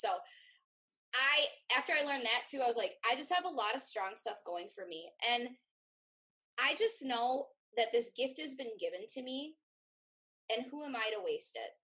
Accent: Wisconsin, United States; I grew up in Wisconsin. I've never lived outside of Wisconsin

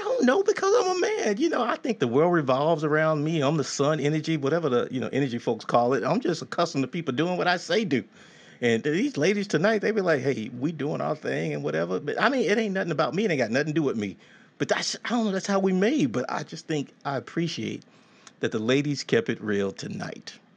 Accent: Texas, United States; growing up in Texas, you know, I was raised by these traditional women

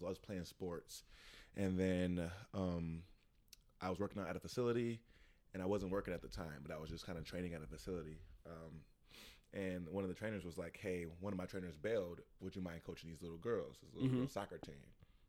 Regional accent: Detroit, Michigan, United States; moved away as an adult; now in Saint Clair Shores, United States; Born and raised Detroit.

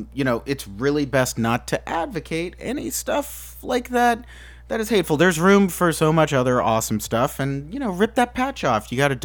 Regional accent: Indiana, United States; I grew up in Indiana.

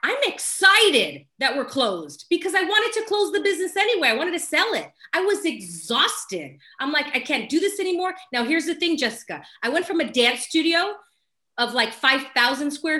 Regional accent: Los Angeles, California, United States; I was born and raised in Los Angeles, California, still here.

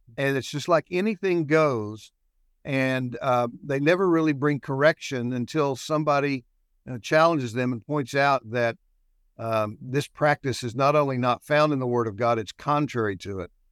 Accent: Shawnee, Oklahoma, United States; also born or lived in Midland, Texas / Duncan, Oklahoma; I was born and raised in Shawnee, not far from here

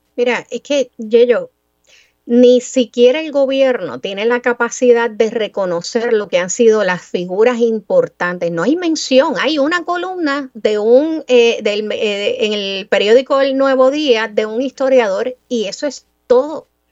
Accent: Mayagüez, Puerto Rico; el orgullo mío de niña mayagüezana, 8 o 10 años, de saber y entender que una figura tan grande tenía algún vínculo con mi pueblo natal

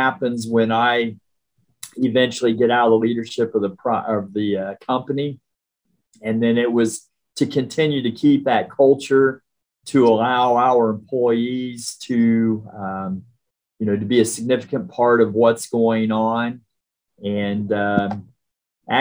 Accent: Richmond, Indiana, United States; also born or lived in Evansville, Indiana / Hendricks County, Indiana; I'm an Indiana guy at heart. I'm from Richmond originally, went to school at University of Evansville, lived in Hendricks County for over 35 years

